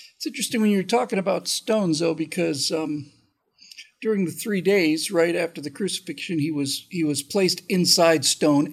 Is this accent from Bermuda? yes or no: yes; Bermuda; I grew up in Bermuda